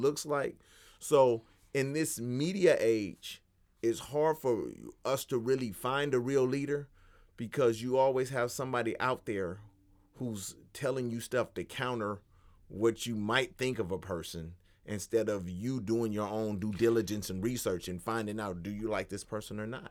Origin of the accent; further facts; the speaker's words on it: Los Angeles, California, United States; me growing up in Los Angeles